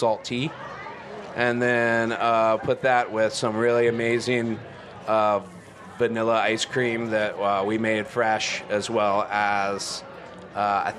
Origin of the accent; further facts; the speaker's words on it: Charlotte, North Carolina, United States; I'm actually a native. I grew up born and raised in Charlotte, which is kind of rare these days